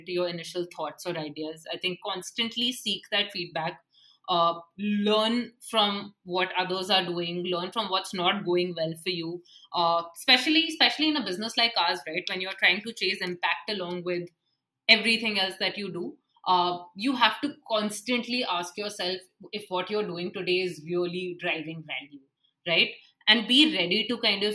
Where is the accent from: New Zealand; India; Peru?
India